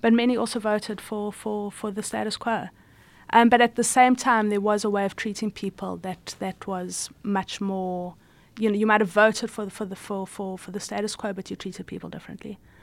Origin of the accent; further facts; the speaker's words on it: South Africa; I was born in South Africa